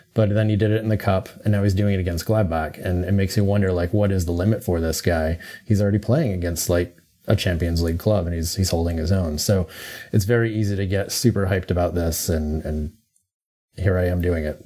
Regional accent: United States; as an American

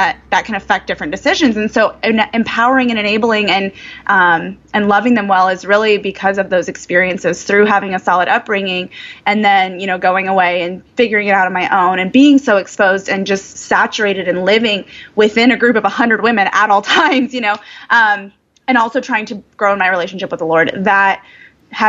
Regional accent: Indiana, United States; I grew up in the cornfields of Indiana

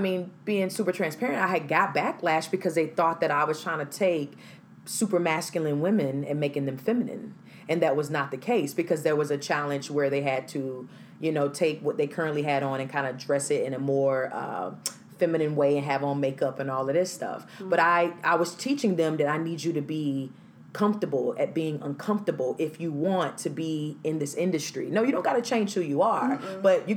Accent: Greenville, South Carolina, United States; moved away; also born or lived in Charlotte, North Carolina; my hometown, Greenville, South Carolina

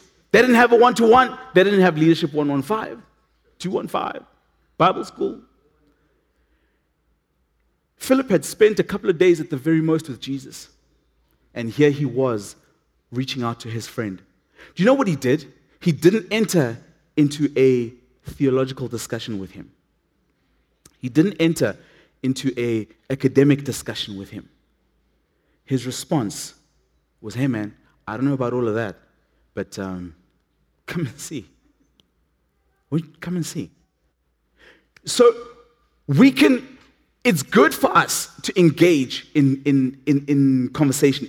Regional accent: Matatiele, Eastern Cape, South Africa; moved away; I come from a little town called Matatiel.

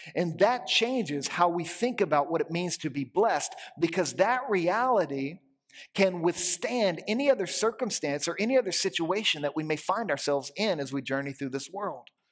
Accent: Louisiana, United States; moved away; I grew up in Louisiana

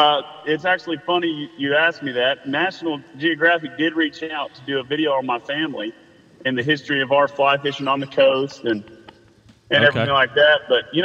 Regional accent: Savannah, Georgia, United States; also born or lived in Charleston; Man, I was born and raised down here in Savannah, Georgia.

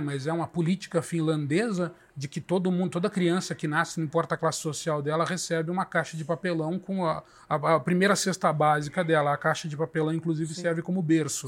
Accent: Brazil

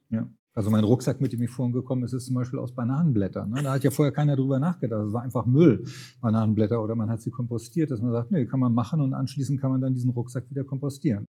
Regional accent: Lübeck, Schleswig-Holstein, Germany; moved away; also born or lived in Brandenburg; in Lübeck, in meiner Heimatstadt

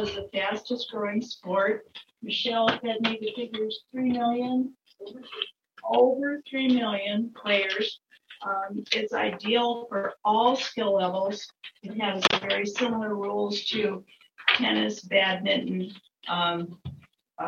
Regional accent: Storm Lake, Iowa, United States; now in Lake View, United States; I'm from Storm Lake originally

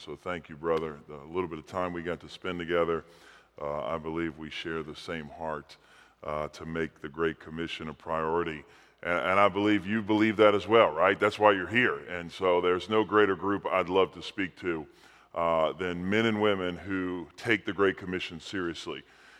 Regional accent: New Orleans, Louisiana, United States; I was actually raised in New Orleans, Louisiana. I was born and raised in New Orleans, and I was Roman Catholic, half Italian.

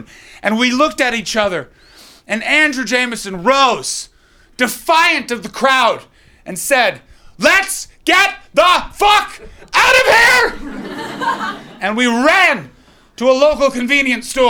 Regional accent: Ottawa, Ontario, Canada; now in London, United Kingdom; I come from Ottawa in Canada

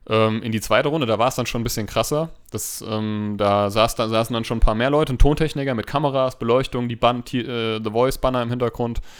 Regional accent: Hanau, Hesse, Germany; ich bin 31 Jahre alt, ich bin Erzieher, ich komme aus Hanau

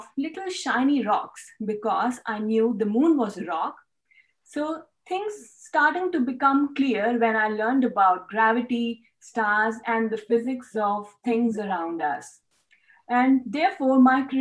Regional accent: New Delhi, Delhi, India; moved away as an adult; now in Australia; I was born and brought up in New Delhi, that's the capital of India, and I did my schooling there

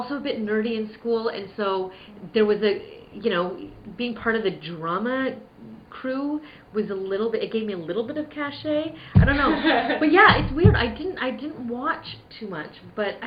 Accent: Vancouver, British Columbia, Canada; moved away as an adult; now in Toronto, Canada; I am from Vancouver originally. But it's funny because I've been here for about... I came in 2002, the end of 2002

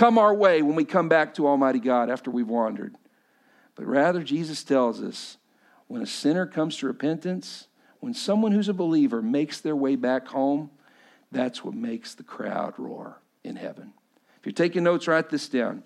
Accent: Texas, United States; I grew up in Texas

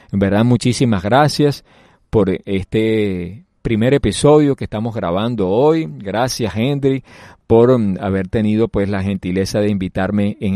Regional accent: Venezuela; moved away as an adult; now in Barranquilla, Colombia; Siendo venezolano, yo eh, eh, tratamos de ligar a que la selección Colombia gane.

